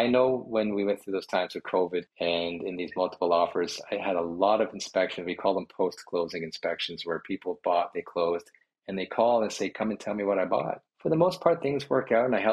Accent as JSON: {"language": "English", "town": "Brampton", "region": "Ontario", "country": "Canada", "tie": "born or raised there", "also_born_or_lived": "Georgetown / Caledon", "said": "I grew up in Brampton"}